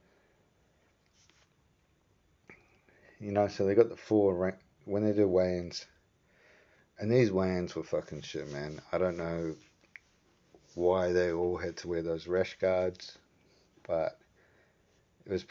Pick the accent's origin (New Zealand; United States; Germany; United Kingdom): New Zealand; growing up in New Zealand